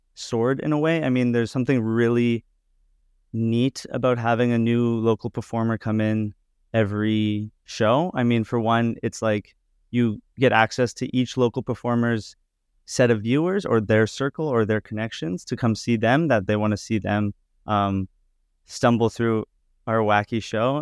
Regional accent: Edmonton, Alberta, Canada; now in Toronto, Canada; I grew up in Edmonton

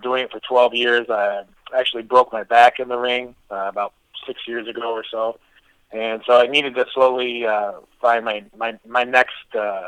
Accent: Detroit, Michigan, United States; I'm from Detroit area

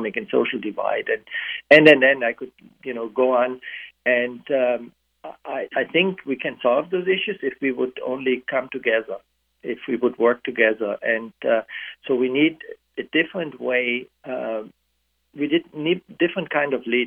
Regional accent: Germany; now in United States; I grew up in a divided country with a physical barrier, in West Germany, so I grew up with the Iron Curtain

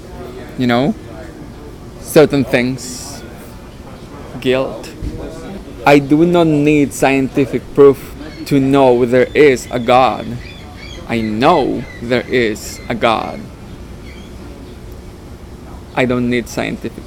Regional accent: Mexico; English is a second language; moved away as an adult; now in Toronto, Canada; I grew up in Mexico.

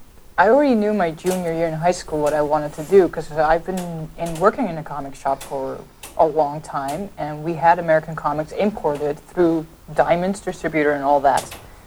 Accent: Amsterdam, North Holland, Netherlands; moved away as an adult; I'm from Amsterdam

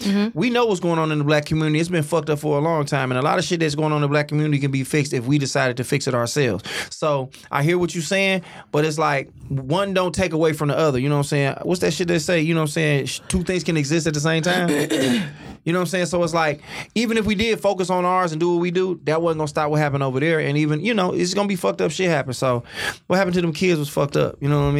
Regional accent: Oak Park, Michigan, United States; Like, I tell niggas I'm from Detroit, and then I'm like, I'm really from Oak Park.

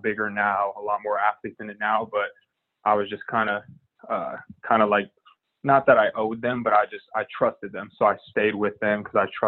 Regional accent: Seattle, Washington, United States; growing up in Seattle and playing in that league

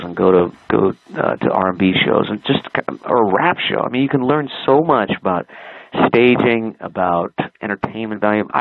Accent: Los Angeles, California, United States; I was growing up in Los Angeles

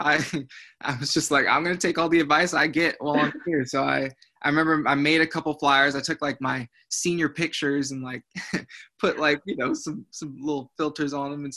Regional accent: Zionsville, Indiana, United States; moved away as an adult; now in Columbia, United States; I'm originally from Zionsville, Indiana. So I'm an out-of-state kid coming to South Carolina.

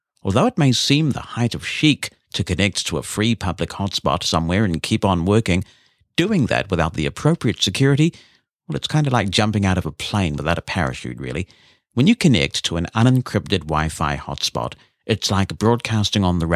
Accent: New Zealand; my home country of New Zealand

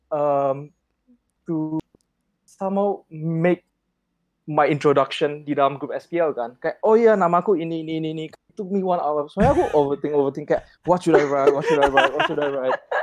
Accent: Pekanbaru, Riau, Indonesia; moved away; aku dari Pekanbaru

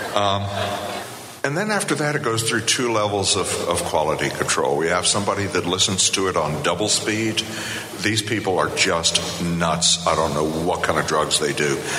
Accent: Virginia, United States; moved away as an adult; also born or lived in Boulder, Colorado; I was born and bred in Virginia. I'm a proud son of the Old Dominion.

